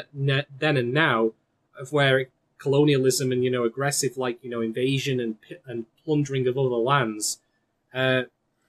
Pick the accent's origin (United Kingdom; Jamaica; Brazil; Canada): United Kingdom; England; I'm actually English